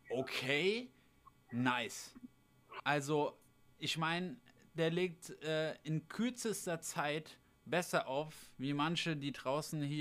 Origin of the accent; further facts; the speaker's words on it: Hesse, Germany; wir kommen ja beide aus der Nähe von Frankfurt